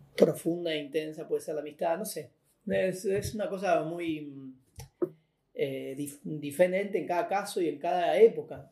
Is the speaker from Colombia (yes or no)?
no; Merlo, Buenos Aires Province, Argentina; Crecí acá en, el oeste, en Merlo, en el barrio